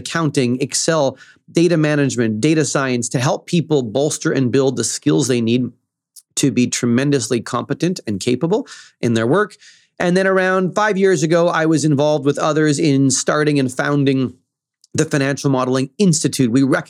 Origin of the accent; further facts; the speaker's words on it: central Canada, Canada; As you mentioned, I'm in Toronto now. I'm from Central Canada.